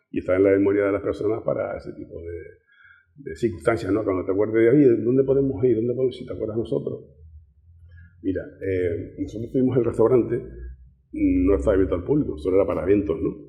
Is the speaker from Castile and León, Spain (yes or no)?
no; Canary Islands, Spain; estamos ahí cerca de África, ¿no? No nos consideran tan españoles, somos españoles, pero sí saben que estamos un poco separados.